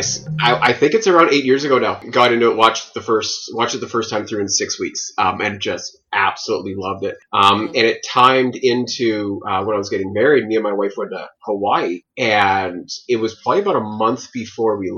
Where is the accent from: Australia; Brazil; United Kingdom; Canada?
Canada; Chilliwack, British Columbia; I come from Chilliwack, BC